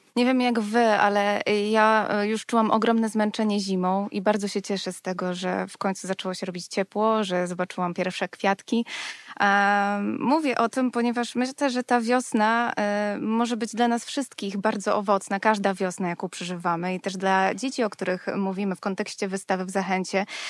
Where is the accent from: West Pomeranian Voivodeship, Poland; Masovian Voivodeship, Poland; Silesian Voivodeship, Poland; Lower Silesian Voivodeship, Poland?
Masovian Voivodeship, Poland; Warsaw; Sama wychowałam się na warszawskiej Pradze